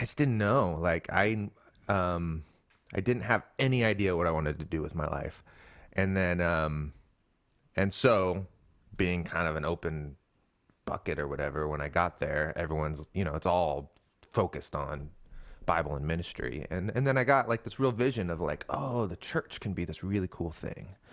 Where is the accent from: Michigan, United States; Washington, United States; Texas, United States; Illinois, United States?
Washington, United States; Seattle; moved away as an adult; now in Portland, United States; So I was born in Portland. We all grew up in the Seattle area